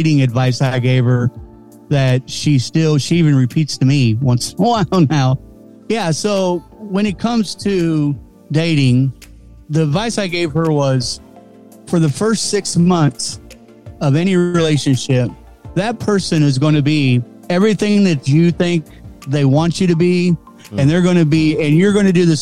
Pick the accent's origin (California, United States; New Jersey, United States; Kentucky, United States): Kentucky, United States; I'm from Kentucky